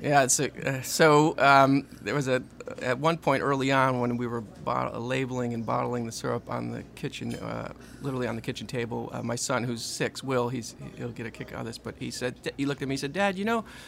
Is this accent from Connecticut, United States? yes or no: yes; Connecticut, United States; moved away as an adult; now in Louisiana, United States; I've come from Connecticut, grew up, born and raised in Connecticut, came down here early 2000